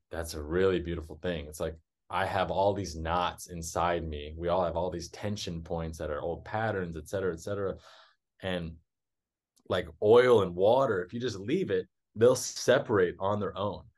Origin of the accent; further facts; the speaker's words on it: Texas, United States; moved away as an adult; also born or lived in South America; I was born and raised in Texas